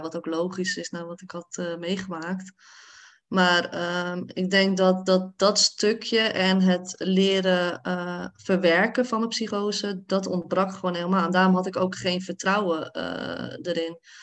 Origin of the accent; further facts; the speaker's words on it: Hoorn, North Holland, Netherlands; now in The Hague, Netherlands; Ik kwam dan uit Hoorn, een dorp, best wel eh, een witte dorp